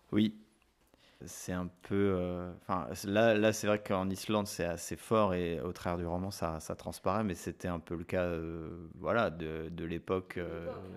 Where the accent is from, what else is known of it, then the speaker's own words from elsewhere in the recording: France; chez nous en France